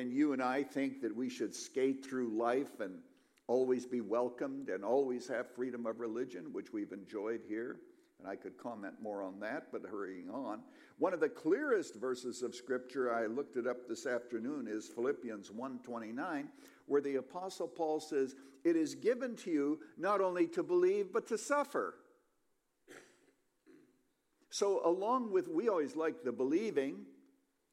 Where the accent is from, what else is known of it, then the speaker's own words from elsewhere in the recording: Canada; now in United States; I was born a Canadian, and then I came to America